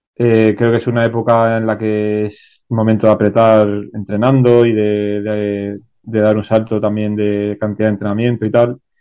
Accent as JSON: {"language": "Spanish", "town": "Málaga", "region": "Andalusia", "country": "Spain", "tie": "born or raised there", "said": "yo soy de Málaga"}